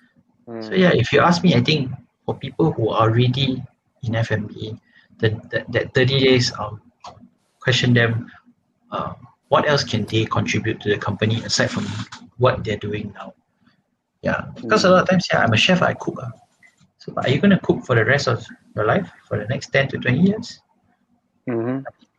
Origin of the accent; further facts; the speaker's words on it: Malaysia; as a Malaysian